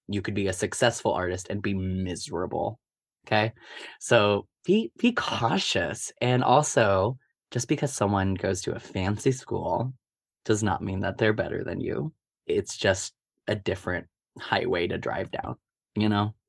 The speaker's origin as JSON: {"language": "English", "town": "Omaha", "region": "Nebraska", "country": "United States", "tie": "born or raised there", "said": "I grew up in Omaha, Nebraska my whole life."}